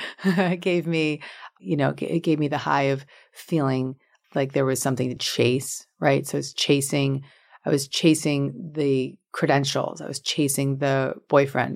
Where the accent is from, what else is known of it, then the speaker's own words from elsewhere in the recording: Larchmont, New York, United States; I grew up in Westchester County in Larchmont, New York